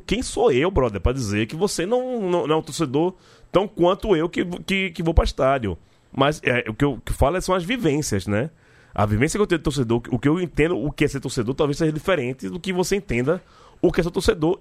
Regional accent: Northeast Region, Brazil; a gente é nordestino

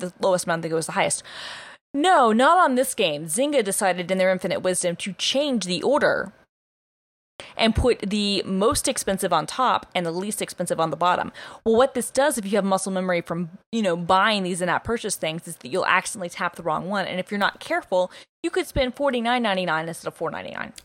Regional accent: Atlanta, Georgia, United States; I'm like from Atlanta

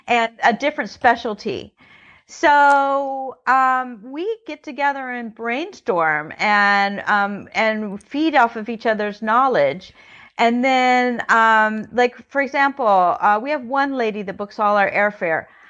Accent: United States; I'm American. I, I I, on my family's many generations here

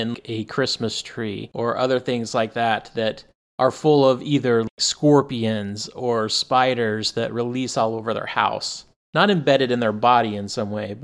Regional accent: Arizona, United States; I grew up in Arizona

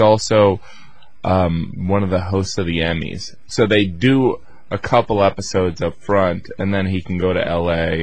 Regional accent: Indiana, United States; moved away as an adult; now in New York, United States; I'm from Indiana

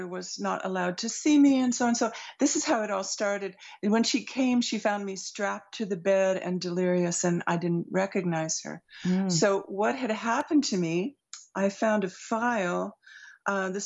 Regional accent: Montreal, Quebec, Canada; I grew up in Montreal

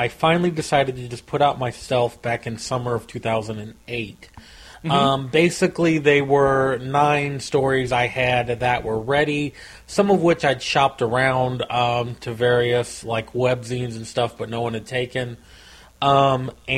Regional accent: Missouri, United States; I live in Missouri. I've lived here my whole life.

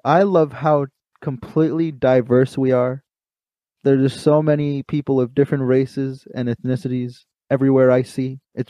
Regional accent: Brentwood, New York, United States; I'm from Brentwood

